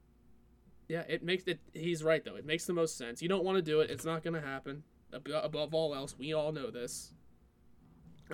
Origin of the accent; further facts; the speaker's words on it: Pittsburgh, Pennsylvania, United States; we're from Pittsburgh